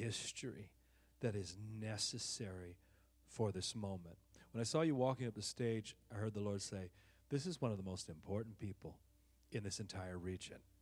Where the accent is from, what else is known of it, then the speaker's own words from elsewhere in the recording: Oakland, California, United States; now in Texas, United States; I'm from Oaktown